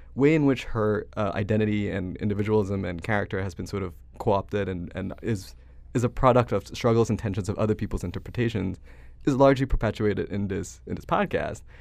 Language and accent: English; Malaysia; moved away as an adult; now in United States; I'm not American. I grew up in Malaysia until I was eighteen